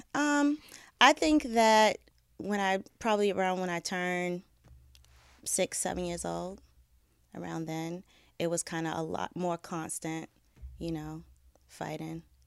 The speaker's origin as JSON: {"language": "English", "town": "Boston", "region": "Massachusetts", "country": "United States", "tie": "born or raised there", "said": "I grew up in Boston. Um, I was born and raised there."}